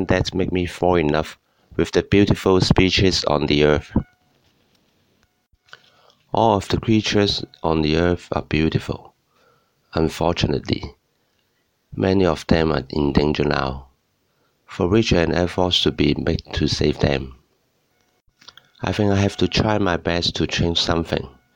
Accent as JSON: {"language": "English", "country": "Hong Kong", "said": "I'm an illustrator from Hong Kong"}